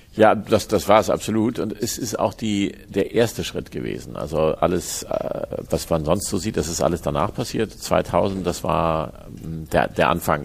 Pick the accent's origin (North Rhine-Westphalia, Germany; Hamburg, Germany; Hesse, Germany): Hamburg, Germany; Ich bin in Hamburg geboren und am, am Stadtrand im, im, Osten von Hamburg bin ich aufgewachsen, aber in Hamburg zur Schule gegangen